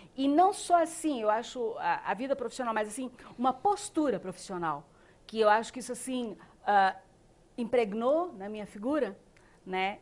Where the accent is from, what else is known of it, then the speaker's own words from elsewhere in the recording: Blumenau, Santa Catarina, Brazil; also born or lived in Indaial; Eu nasci em Blumenau, mas meus pais ainda moram em Indaial